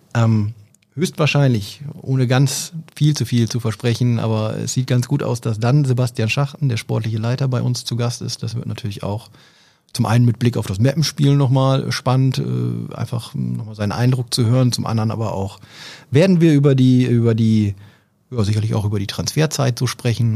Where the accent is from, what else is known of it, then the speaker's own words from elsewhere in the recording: Oldenburg, Lower Saxony, Germany; als äh, Oldenburger